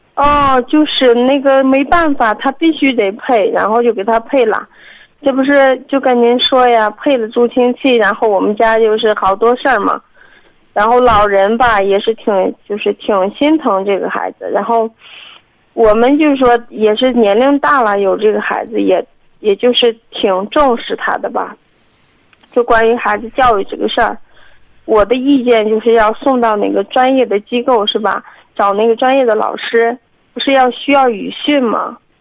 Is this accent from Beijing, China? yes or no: no; Liaocheng, Shandong, China; 我是聊城的